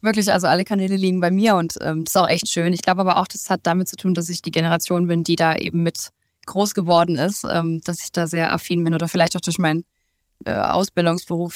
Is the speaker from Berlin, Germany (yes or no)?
no; Stuttgart, Baden-Württemberg, Germany; in meiner Heimat in Stuttgart